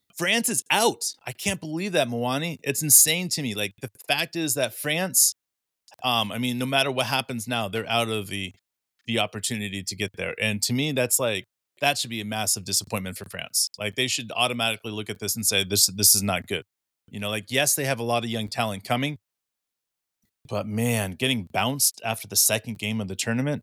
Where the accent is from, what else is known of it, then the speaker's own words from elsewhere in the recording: Oklahoma, United States; both Mark and I were raised in Oklahoma